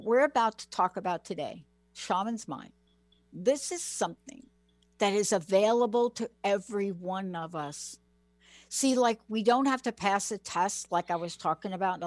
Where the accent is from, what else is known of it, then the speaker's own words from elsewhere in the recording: New York City, New York, United States; now in Seattle, United States; I'm this kid from the Bronx that moved to Seattle